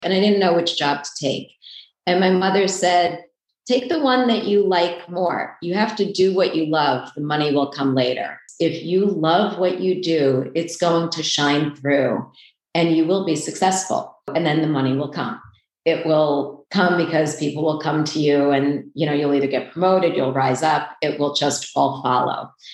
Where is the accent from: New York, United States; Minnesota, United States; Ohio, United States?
New York, United States; New York City; also born or lived in Port Washington, New York; I grew up in Queens, which is not far from here